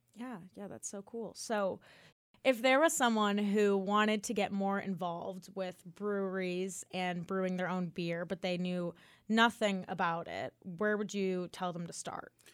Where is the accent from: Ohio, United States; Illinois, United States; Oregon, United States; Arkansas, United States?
Illinois, United States; Chicago; now in Auburn, United States; I'm also from the north, too. I'm from Chicago